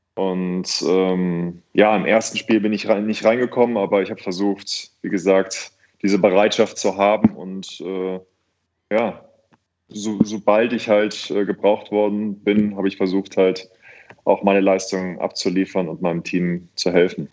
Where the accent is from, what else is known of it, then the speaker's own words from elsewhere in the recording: Cologne, North Rhine-Westphalia, Germany; also born or lived in Bergisch Gladbach; Kölscher geht es gar nicht auf der Aachener Straße aufgewachsen